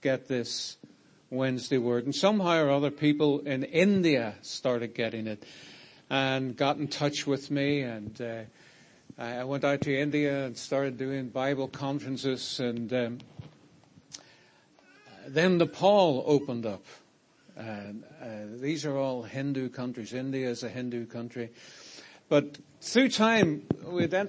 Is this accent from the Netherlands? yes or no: no; Ireland; I'm from Ireland